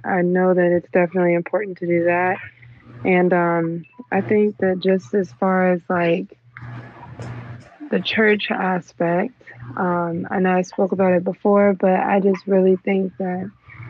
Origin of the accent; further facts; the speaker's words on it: Hughesville, Maryland, United States; now in Washington, D.C., United States; I'm from Hughesville, Maryland. I grew up in Hughesville, but I moved out to D.C.